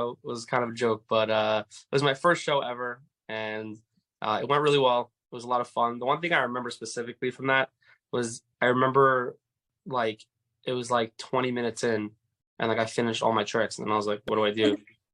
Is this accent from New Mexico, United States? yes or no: no; New York City, New York, United States; I'm from Far Rockaway, New York